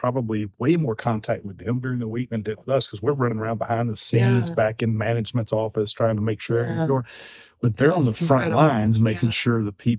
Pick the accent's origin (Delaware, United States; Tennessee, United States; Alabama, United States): Alabama, United States; growing up in Alabama